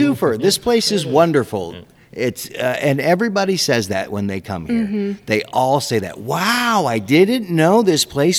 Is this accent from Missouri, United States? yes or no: yes; Kansas City, Missouri, United States; moved away; I'm not from here. I'm from Kansas City.